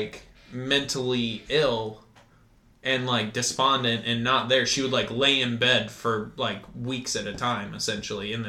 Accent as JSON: {"language": "English", "region": "Iowa", "country": "United States", "tie": "born or raised there", "said": "Growing up in Iowa"}